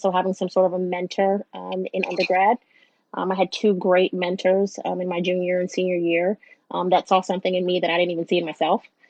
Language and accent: English; New York, United States; now in Southern United States; I live in the South, but I'm a Northerner